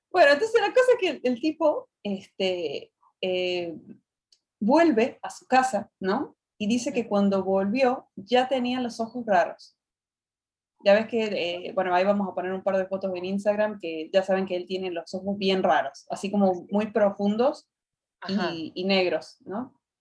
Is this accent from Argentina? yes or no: yes; Argentina; de Argentina